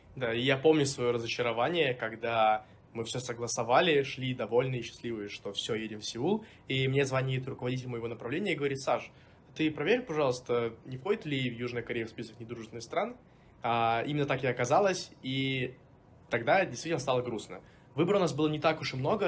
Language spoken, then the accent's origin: Russian; Volgograd, Volgograd Oblast, Russia; moved away as an adult; also born or lived in Saint Petersburg; я из города Волгоград